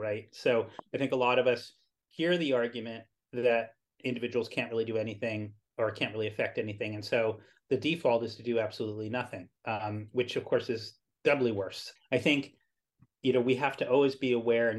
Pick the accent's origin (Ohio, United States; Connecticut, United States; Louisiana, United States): Connecticut, United States; Greenwich; I grew up in Greenwich, Connecticut